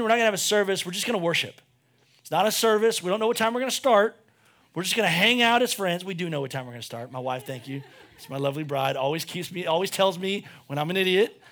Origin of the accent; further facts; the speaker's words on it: United States; we're American